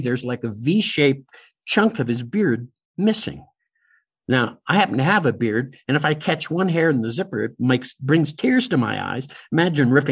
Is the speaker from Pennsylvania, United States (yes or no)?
yes; Pittsburgh, Pennsylvania, United States; moved away; Pittsburgh, my hometown